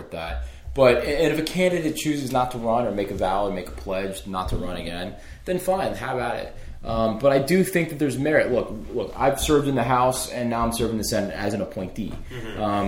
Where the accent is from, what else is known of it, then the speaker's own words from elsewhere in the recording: United States; the community that I grew up in Montgomery County